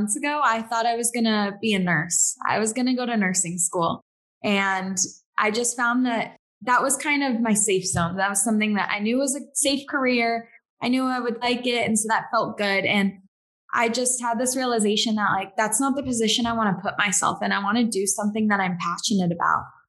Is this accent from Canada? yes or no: no; Southern California, United States; now in Seattle, United States; I was born and raised in Southern California